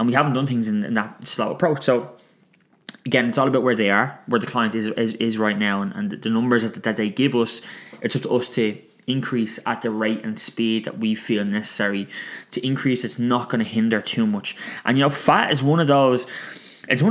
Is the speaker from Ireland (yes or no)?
yes; Ireland; it's just ingrained in our DNA as Irish people